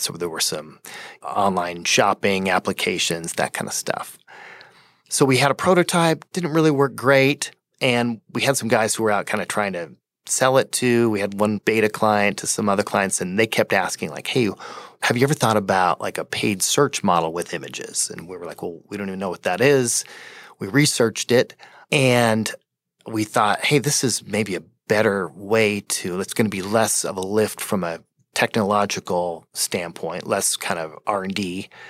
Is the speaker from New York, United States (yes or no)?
no; Fort Collins, Colorado, United States; I grew up in Fort Collins